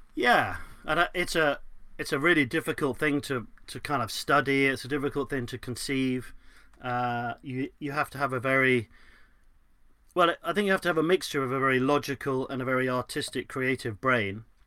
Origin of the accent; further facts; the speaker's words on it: London, United Kingdom; I was brought up in West London